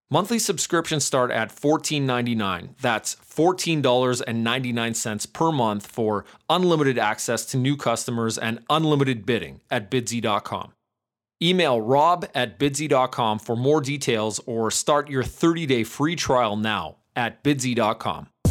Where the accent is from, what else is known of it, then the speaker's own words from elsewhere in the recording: Canada; I'm from Canada